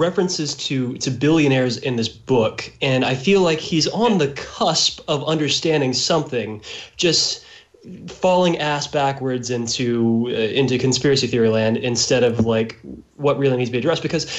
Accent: Texas, United States; I'm from Texas. I live in this area that's referenced in this book.

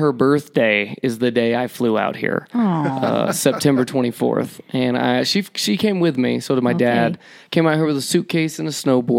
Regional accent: Georgia, United States; moved away as an adult; also born or lived in Alabama; now in Mammoth Lakes, United States; I'm from Georgia originally, born in Alabama, moved to Georgia when I was 2, was raised there my entire life till 18

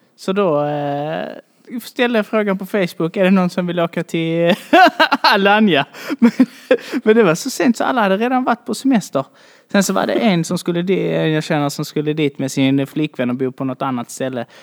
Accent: Malmö, Skåne, Sweden; jag är från Malmö, född och uppvuxen här

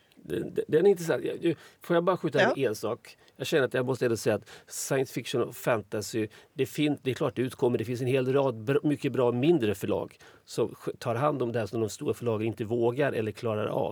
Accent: Småland, Sweden; Jag, kommer från Småland

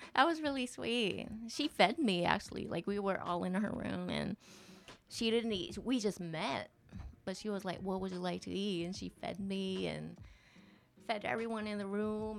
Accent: Tokyo, Japan; also born or lived in Poughkeepsie, New York, United States; I born and raised in Tokyo until I, I was 10.

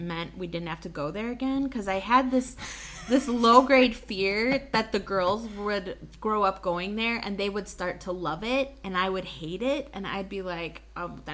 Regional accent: Wisconsin, United States; we're from Wisconsin and we like grew up

